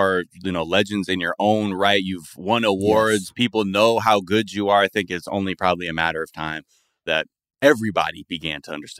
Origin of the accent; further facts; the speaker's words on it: San Fernando Valley, California, United States; I'll be like, nah, man, I'm from the Valley, bro. I'm from the San Fernando Valley. That's that's where I'm from.